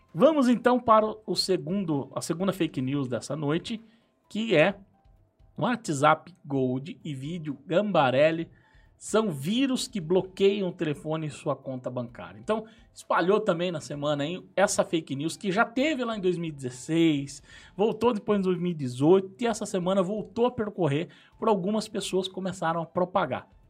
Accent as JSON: {"language": "Portuguese", "town": "Tamarana", "region": "Paraná", "country": "Brazil", "also_born_or_lived": "Apucarana", "moved": "as an adult", "said": "eu vim de Tamarana. Saí de Tamarana e vim para Pucarana uhum. estudar, fazer a faculdade, lá na Unespar."}